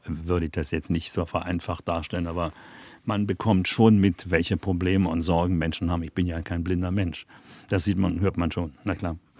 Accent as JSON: {"language": "German", "region": "Berlin", "country": "Germany", "tie": "born or raised there", "said": "Westberliner Kind wird man natürlich früher politisiert, als wenn man nicht in Westberlin lebte, klar."}